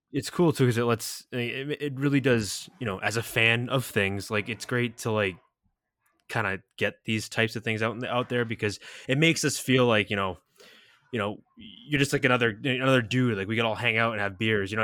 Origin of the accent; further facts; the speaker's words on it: New England, United States; we're both from New England, so, like, originally